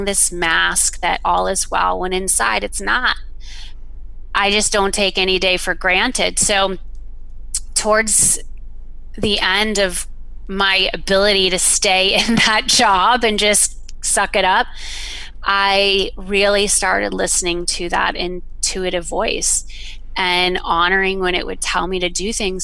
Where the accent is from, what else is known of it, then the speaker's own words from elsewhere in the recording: the South, United States; moved away; also born or lived in Florida / Georgia; I remember distinctly growing up in the South. I grew up in Florida and Georgia